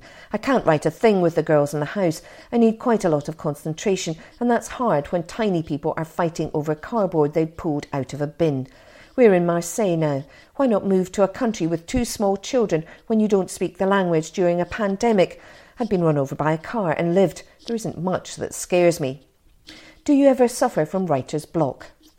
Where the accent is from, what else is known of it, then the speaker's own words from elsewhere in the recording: Austin, Texas, United States; moved away as an adult; now in Edinburgh, United Kingdom; I moved to Edinburgh from Austin, Texas to go to university a long time ago. Edinburgh is my adopted hometown.